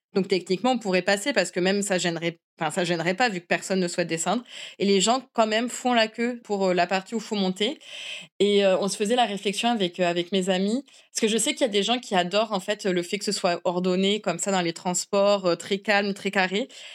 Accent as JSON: {"language": "French", "country": "France", "moved": "as an adult", "lives_now": "Japan", "said": "en tant que Français"}